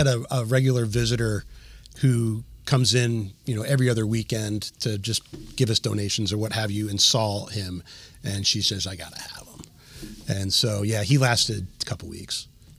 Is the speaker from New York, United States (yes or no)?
no; Medford, New Jersey, United States; Medford. People don't know Medford, but they know Cherry Hill.